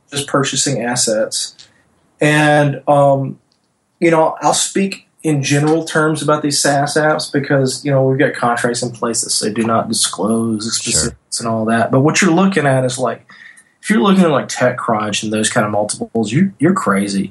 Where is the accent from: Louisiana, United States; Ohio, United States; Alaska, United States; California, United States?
Louisiana, United States; North; moved away; I'm from North Louisiana, small town banker